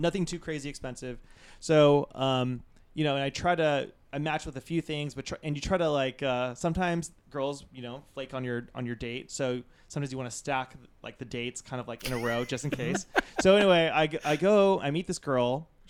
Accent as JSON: {"language": "English", "town": "Santa Monica", "region": "California", "country": "United States", "tie": "born or raised there", "said": "I'm from, born and raised in Santa Monica"}